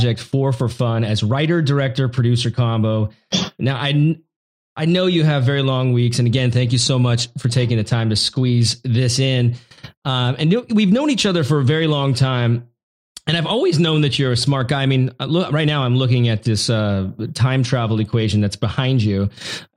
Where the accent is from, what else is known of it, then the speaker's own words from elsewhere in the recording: Oregon and Washington, United States; So I grew up in Oregon and Washington. Washington is where my dad's farm is at. And Oregon is where my mom lived. And I split my time because they were divorced